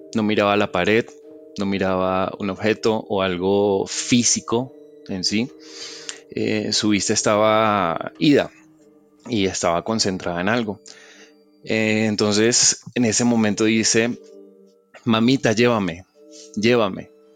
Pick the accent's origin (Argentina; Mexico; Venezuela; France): Venezuela; now in Colombia; Yo me crié en Venezuela, yo nací acá en Colombia y, me crié en Venezuela.